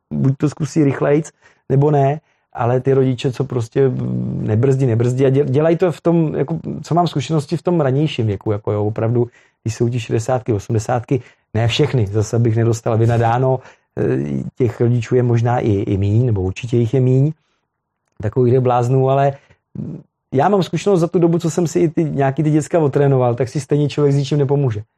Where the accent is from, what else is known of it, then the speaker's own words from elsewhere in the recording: Velim, Central Bohemian Region, Czechia; já pocházím z Velimy, my jsme tam měli funkční motokrosovou tráť